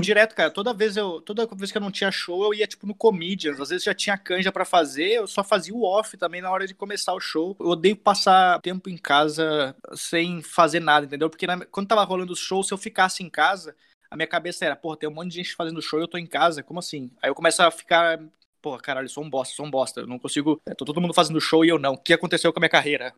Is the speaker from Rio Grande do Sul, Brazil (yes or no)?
yes; Canela, Rio Grande do Sul, Brazil; moved away as an adult; also born or lived in São Leopoldo; now in São Paulo, Brazil; Eu nasci em Canela, morei 18 anos em Canela, e aí eu me mudei para São Leopoldo depois.